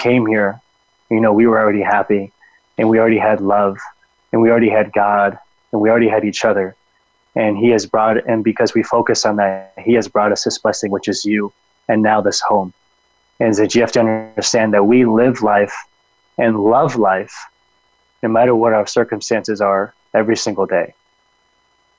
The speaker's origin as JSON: {"language": "English", "town": "Phoenix", "region": "Arizona", "country": "United States", "tie": "born or raised there", "said": "I was born here in Phoenix, but my parents were born and my brothers were born in New Mexico"}